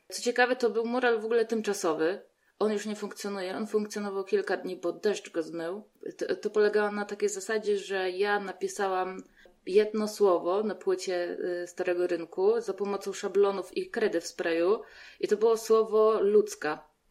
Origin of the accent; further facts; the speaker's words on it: Radymno, Subcarpathian Voivodeship, Poland; now in Łódź, Poland; bo ja z Łodzi nie jestem. Ja pochodzę z Podkarpacia, z Radymna